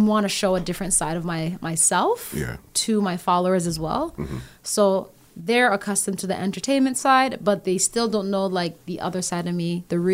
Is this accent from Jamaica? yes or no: yes; Jamaica; I'm Jamaican and I love being Jamaican and I love the Jamaican culture.